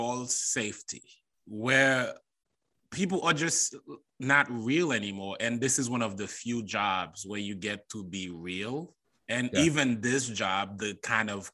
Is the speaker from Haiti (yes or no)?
yes; Haiti; moved away as an adult; now in United States; as a Haitian, I grew up around Black people